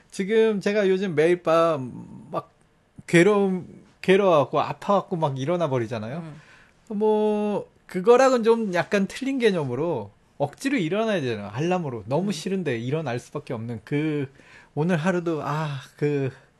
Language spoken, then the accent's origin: Korean; South Korea; moved away; 전 한국 사람이니까